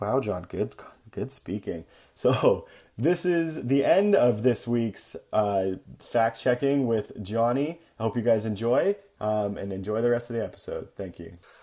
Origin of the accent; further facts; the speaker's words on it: Canada; accent: Canadian; also born or lived in United States; I am Canadian. I am the Canadian fact checker, and you guys have definitely noticed it in my accent